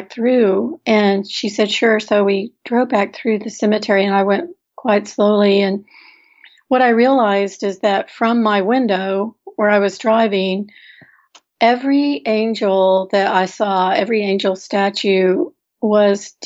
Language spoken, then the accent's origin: English; Houston, Texas, United States; moved away; I grew up in Houston, first of all. And so even though I haven't lived there in quite some time